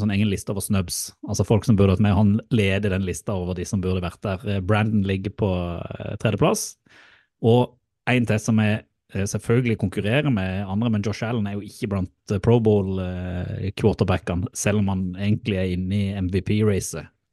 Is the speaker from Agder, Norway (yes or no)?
yes; Mandal, Agder, Norway; moved away; i Mandal og i Spangereid. Som da er jo der jeg kommer fra.